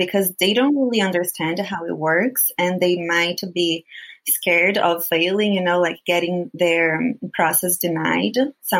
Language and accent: English; Brazil; first language Portuguese; English is a second language; moved away as an adult; now in United States; I am Brazilian and I live here in the U.S.